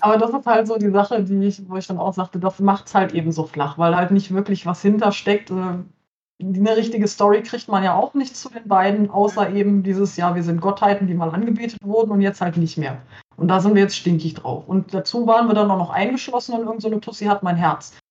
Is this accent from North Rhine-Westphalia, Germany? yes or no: yes; Cologne-Bonn region, North Rhine-Westphalia, Germany; Ich komme aus der Köln-Bonner Region